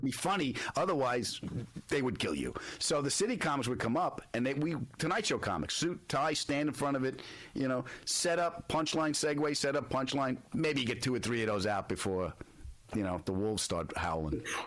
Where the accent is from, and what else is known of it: Long Island, New York, United States; born or raised there